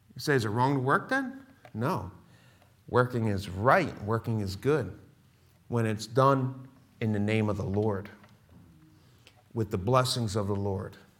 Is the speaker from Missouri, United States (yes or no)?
no; Philadelphia, Pennsylvania, United States; moved away; I'm born and raised Philadelphia